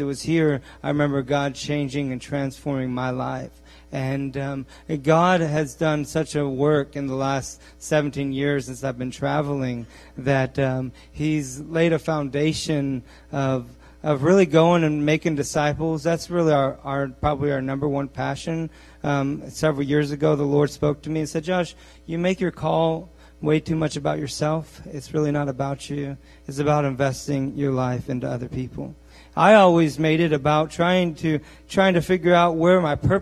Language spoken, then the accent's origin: English; Bean Blossom, Indiana, United States; I'm from Bean Blossom